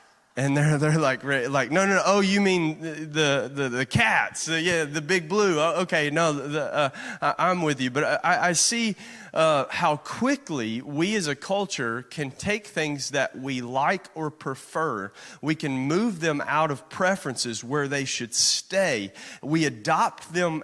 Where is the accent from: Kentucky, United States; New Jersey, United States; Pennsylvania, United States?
Kentucky, United States; moved away as an adult; growing up in Kentucky